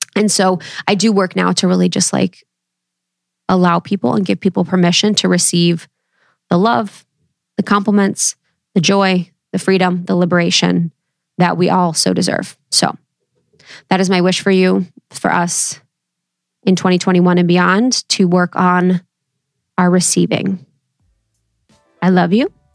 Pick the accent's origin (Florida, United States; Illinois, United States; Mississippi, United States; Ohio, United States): Ohio, United States; I come from Ohio, baby, Midwest, roots through and through.